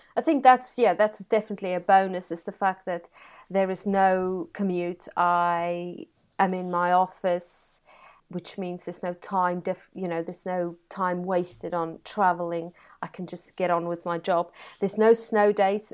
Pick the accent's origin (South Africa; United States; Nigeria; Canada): South Africa; Free State; now in Brighouse, United Kingdom; born and bred in South Africa in a beautiful part of the world called the Free State